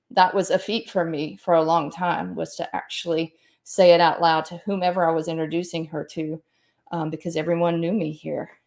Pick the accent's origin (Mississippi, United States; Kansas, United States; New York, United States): Mississippi, United States; moved away as an adult; grew up here for the most part, my family's originally from Kentucky, and, um, I grew up here and went to school here